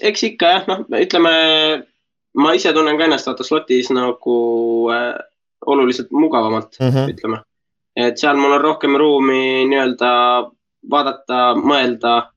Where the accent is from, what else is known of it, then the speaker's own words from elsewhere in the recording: Estonia; kui mult küsiti, et noh, et äh, kust ma pärit olen, ma ütlesin Eesti